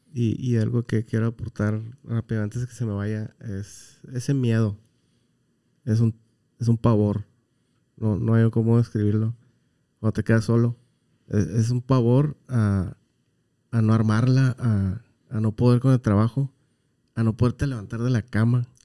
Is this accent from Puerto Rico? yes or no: no; Baja California Sur, Mexico; moved away; por allá en mi tierra, que es Baja California